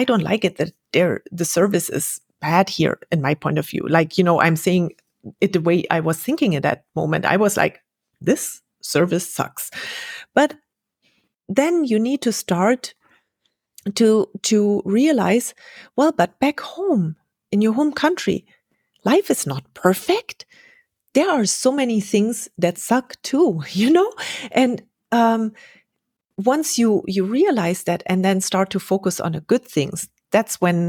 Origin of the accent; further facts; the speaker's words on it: Mexico; I came from Mexico and I expected everyone be as friendly and happy to see you as the Mexicans were.